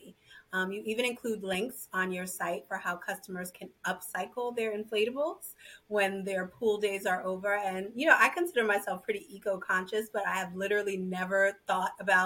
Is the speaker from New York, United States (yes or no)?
yes; New York City, New York, United States; I grew up in Brooklyn